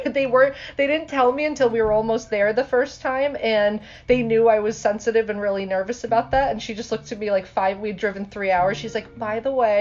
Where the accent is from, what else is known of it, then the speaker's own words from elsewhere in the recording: Clifton Park, New York, United States; I grew up in Clifton Park, so like the 518.